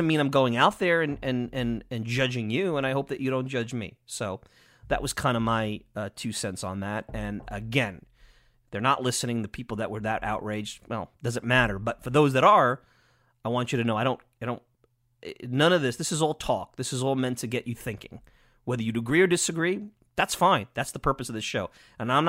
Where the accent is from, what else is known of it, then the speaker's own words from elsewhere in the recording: Long Island, New York, United States; I'm biased from Long Island